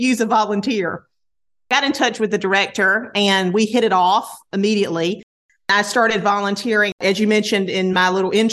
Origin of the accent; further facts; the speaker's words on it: North Carolina, United States; I am from North Carolina, born and raised